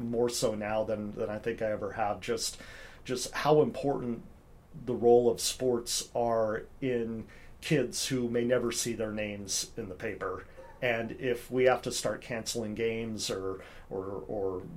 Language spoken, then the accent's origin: English; Eugene, Oregon, United States; now in Vancouver, United States; friends I've known since I was in elementary school with some of them growing up in Eugene, Oregon